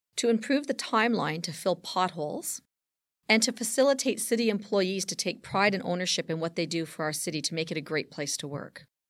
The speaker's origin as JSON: {"language": "English", "town": "Hamilton", "region": "Ontario", "country": "Canada", "tie": "born or raised there", "said": "someone who was born and raised on Hamilton Mountain"}